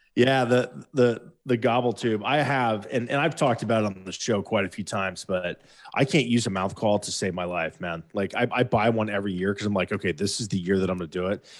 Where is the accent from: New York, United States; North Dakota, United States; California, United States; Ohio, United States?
Ohio, United States; We're from Ohio